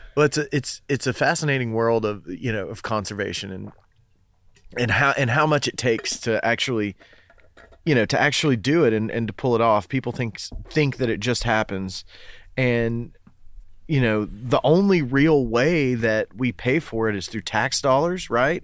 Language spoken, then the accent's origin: English; Fort Loudoun Lake, Tennessee, United States; I grew up on Fort Loudon